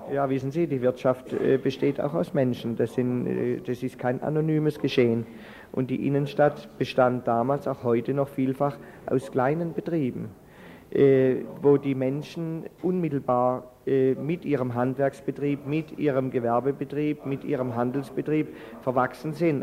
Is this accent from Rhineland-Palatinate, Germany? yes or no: no; Freiburg, Baden-Württemberg, Germany; als Freiburger Bürger, der das auch erlebt hat und der Stadt äh, vielfältig verbunden ist